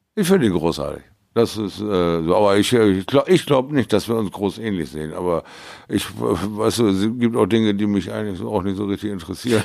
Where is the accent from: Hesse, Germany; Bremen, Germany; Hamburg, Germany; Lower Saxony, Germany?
Bremen, Germany; near Bremerhaven; in meiner Heimatstadt mal wieder die Leidenschaft zu entfachen. In, äh, in der Nähe von Bremerhaven